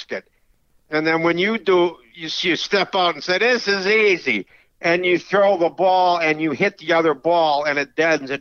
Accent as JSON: {"language": "English", "town": "Dwight", "region": "Illinois", "country": "United States", "tie": "born or raised there", "said": "I grew up in Dwight, Illinois, a little town in central Illinois, about 90 miles south of Chicago"}